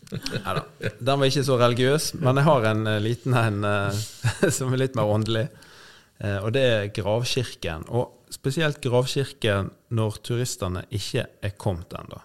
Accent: Nordhordland, Vestland, Norway; Nordhordland, der jeg er fra

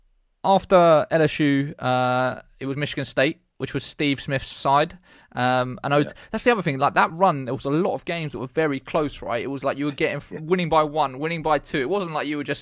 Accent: England, United Kingdom; we're from England

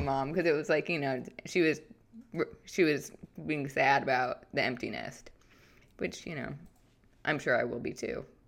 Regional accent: St. Louis, Missouri, United States; I grew up in Saint Louis

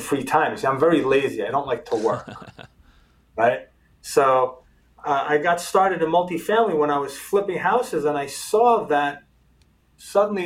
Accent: New York City, New York, United States; moved away as an adult; also born or lived in Israel; now in South Florida, United States; first generation American, born and raised in New York City

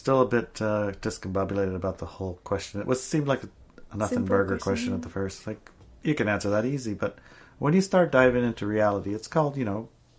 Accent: Juneau, Alaska, United States; In Juneau, Alaska, where I grew up in Alaska

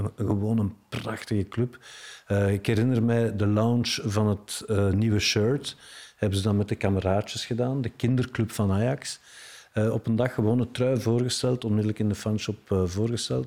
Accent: Brussels, Brussels-Capital Region, Belgium; ik heb er een eh, fantastische eh, opvoeding doorgekregen door in Brussel op te groeien.

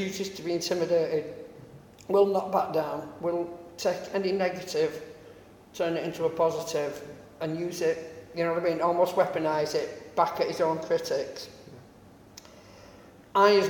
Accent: United Kingdom; I live in my hometown

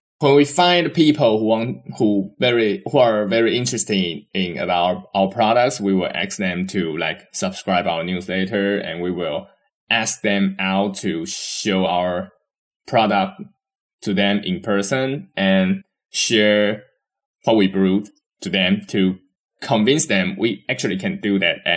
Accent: Taiwan; we are come from Taiwan

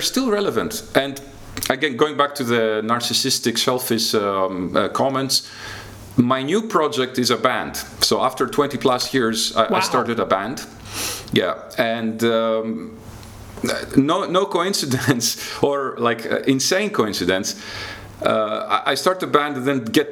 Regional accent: Greece; moved away as an adult; also born or lived in Athens / London; now in Lithuania; I was a kid growing up in Greece in the mid-80s

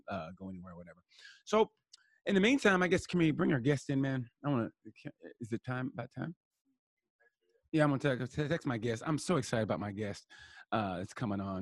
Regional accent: United States; I'm American

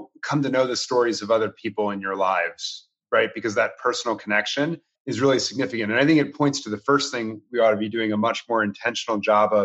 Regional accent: Washington, District of Columbia, United States; I grew up in Washington, D.C.

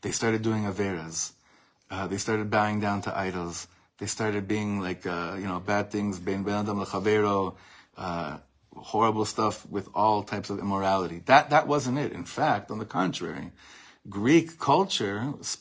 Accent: Ra'anana, Central District, Israel; I had a lot of Nogas in my class growing up in Ranana

